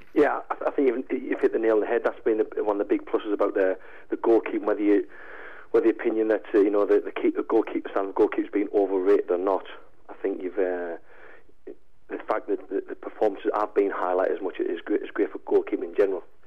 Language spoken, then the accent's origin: English; Sunderland, North East England, United Kingdom; also born or lived in Aberdeen; Sunderland's my hometown team